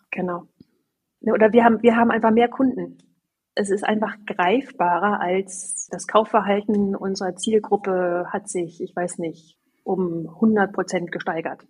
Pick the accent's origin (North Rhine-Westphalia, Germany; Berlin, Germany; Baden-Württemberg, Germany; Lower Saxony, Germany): Lower Saxony, Germany; Sieke; ich bin, wie gesagt, auf dem Land groß geworden, da gab es nur einmal im Jahr diese Marktschreiermärkte. Ja, da kamen dann Fischfiete und Käseheidi und Blumenpeter und die standen dann da auf so einem kleinen Marktplatz in Sieke